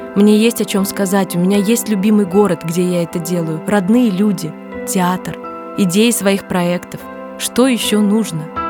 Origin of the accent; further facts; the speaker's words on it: Smolensk, Smolensk Oblast, Russia; moved away as an adult; also born or lived in Moscow; из Смоленска. И сразу за мной стоял мой город, моя родина